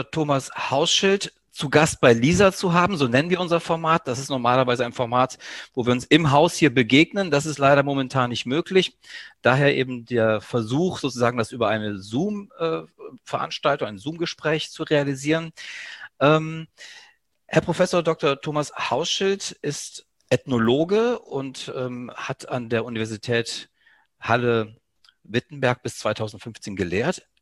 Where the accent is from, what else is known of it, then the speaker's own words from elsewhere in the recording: Greece; German is a second language; Mir als ja, Südeuropäer, als Grieche ist das nicht ganz unbekannt. Ähm, ich kann aus eigener Erfahrung erzählen, dass ich sozusagen ähm, in Griechenland im Dorf meiner Mutter beispielsweise als Kind